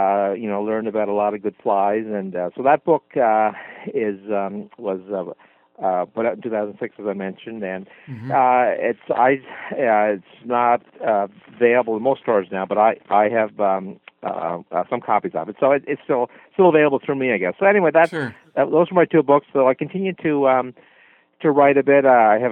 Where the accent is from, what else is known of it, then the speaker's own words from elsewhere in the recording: Nova Scotia, Canada; from Cape Breton